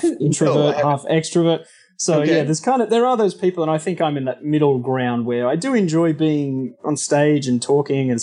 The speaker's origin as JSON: {"language": "English", "town": "Sydney", "region": "New South Wales", "country": "Australia", "tie": "born or raised there", "moved": "as an adult", "lives_now": "Orange County, United States", "said": "So I am originally from Sydney, Australia. I've lived in beautiful Orange County, California, about 7.5 years. So I'm an expat Aussie at this stage of my life and grew up there for the first, 32 years of my life."}